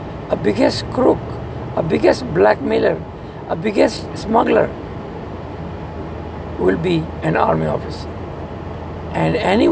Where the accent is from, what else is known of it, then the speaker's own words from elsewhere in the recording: Pakistan; in Pakistan, who had the same system as India